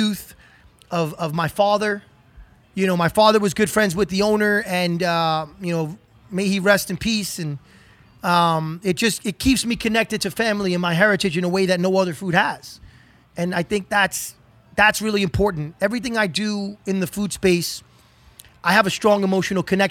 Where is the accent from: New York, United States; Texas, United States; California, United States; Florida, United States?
New York, United States; New York City; growing up in New York City and spending a lot of time in Brooklyn and lower Manhattan